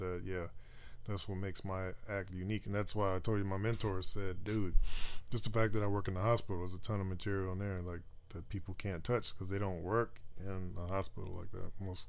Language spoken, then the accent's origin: English; Roanoke, Virginia, United States; born there; So I was born in Roanoke, Virginia, right?